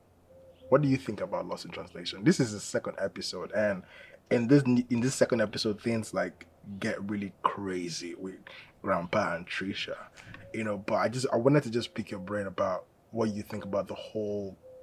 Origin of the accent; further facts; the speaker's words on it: Nigeria; now in United States; my experience as a Nigerian in America